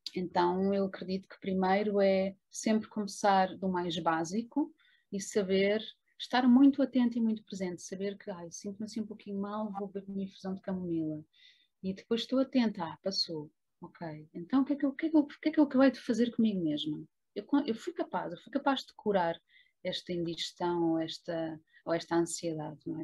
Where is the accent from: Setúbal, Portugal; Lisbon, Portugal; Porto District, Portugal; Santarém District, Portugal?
Lisbon, Portugal; moved away as an adult; also born or lived in Trás-os-Montes; eu vivia muito longe da minha cidade natal, que é Lisboa